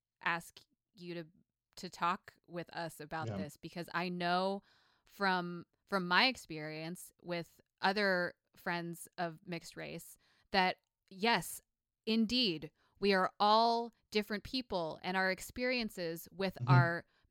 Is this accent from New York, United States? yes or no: yes; upstate New York, United States; moved to my hometown in upstate New York